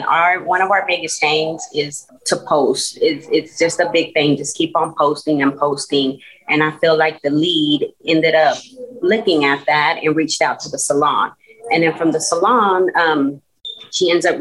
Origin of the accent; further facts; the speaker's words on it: Waco, Texas, United States; I was born and raised here, Waco, Texas